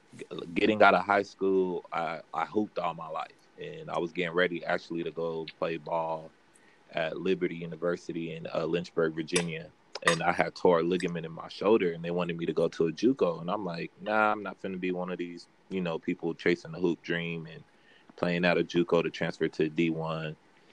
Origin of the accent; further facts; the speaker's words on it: Haiti; you know, not being from the States, college is still kind of a new thing.